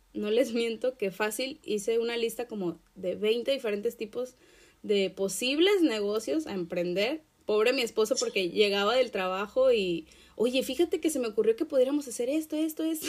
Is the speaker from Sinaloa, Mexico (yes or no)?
no; Acapulco, Guerrero, Mexico; yo nací en Acapulco, Guerrero, en México